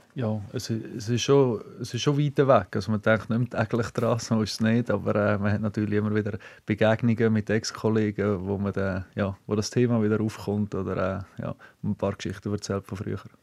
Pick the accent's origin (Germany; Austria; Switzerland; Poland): Switzerland; als Schweizer